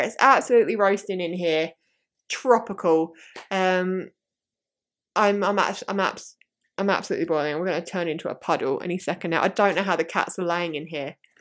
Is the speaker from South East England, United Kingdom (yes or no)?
yes; southeast of London, South East England, United Kingdom; I end up just going, "London, 'cause it's easier." But I'm like, um, more southeast than